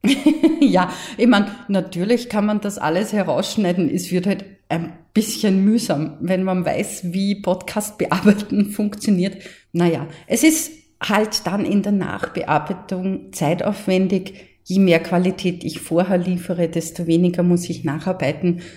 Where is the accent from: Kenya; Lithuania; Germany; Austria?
Austria; Mostviertel, Lower Austria; accent: Mostviertel dialect